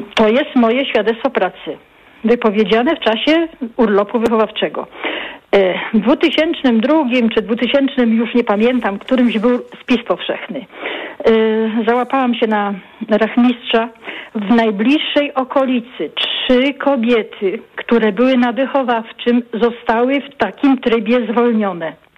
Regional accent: Opole Voivodeship, Poland; ja jestem właśnie nie z Opola, z Opolskiego. Y, to jest prowincja.

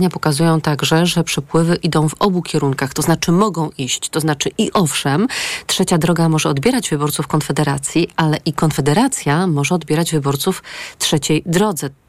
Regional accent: Greater Poland, Poland; Jako Wielkopolanka

